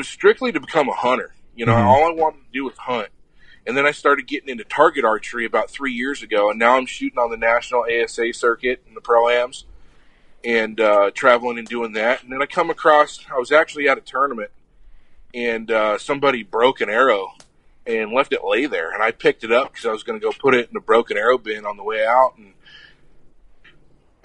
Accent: Apache Junction, Arizona, United States; Born and raised in Apache Junction, Arizona

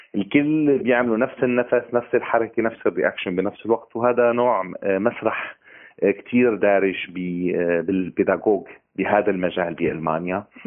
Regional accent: Syria; moved away as an adult; also born or lived in Turkey; now in Berlin, Germany; ببلادي أنا كسوري

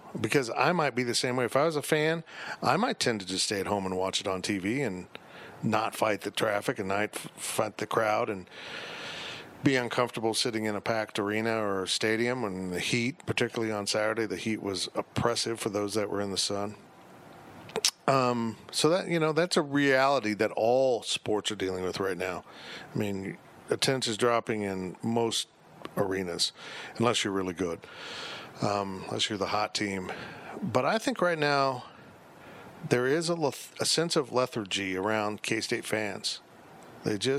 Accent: Kansas, United States; I'm from Kansas

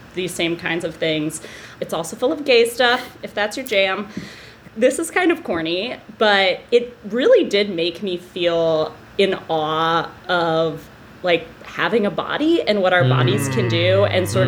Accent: Bedford, New Hampshire, United States; I'm from New Hampshire, I grew up in Bedford.

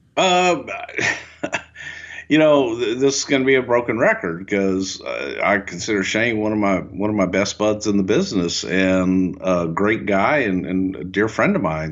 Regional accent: the South, United States; moved away; I am from the South

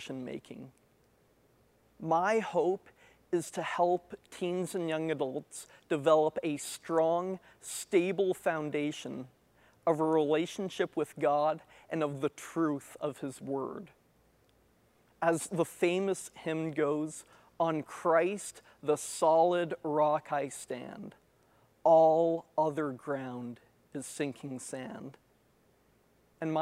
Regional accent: Moncton, New Brunswick, Canada; also born or lived in Ottawa; I was born in Ottawa, but grew up in Moncton

